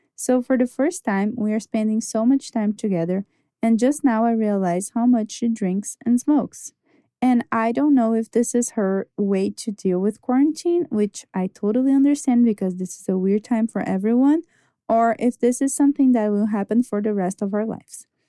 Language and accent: English; Brazil; I'm from Brazil